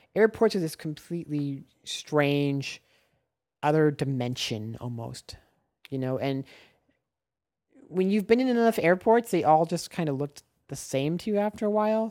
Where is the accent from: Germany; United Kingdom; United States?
United States; Nebraska; moved away as an adult; now in Los Angeles, United States; I am from Nebraska originally, now I live in Los Angeles